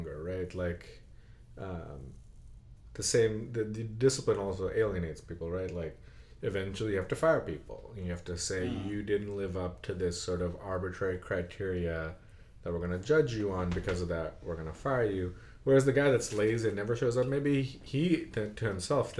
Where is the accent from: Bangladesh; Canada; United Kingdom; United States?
Bangladesh; moved away; I remember that when growing up in Bangladesh